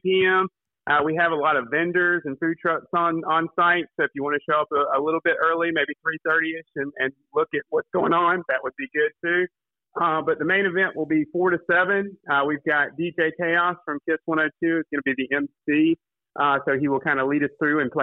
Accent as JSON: {"language": "English", "town": "Kinston", "region": "North Carolina", "country": "United States", "tie": "born or raised there", "said": "I'm from Kinston. I grew up here"}